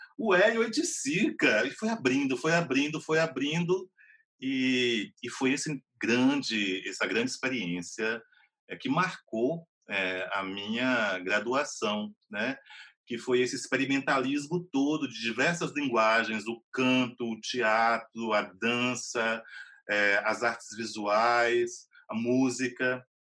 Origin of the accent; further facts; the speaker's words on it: Vitória da Conquista, Bahia, Brazil; also born or lived in Macaúbas, Bahia / Salvador; eu nasci em Macaúbas, mas na década de 70 minha família se mudou para Vitória da Conquista. Então, a minha formação toda foi em Vitória da Conquista, uma cidade do sudoeste da Bahia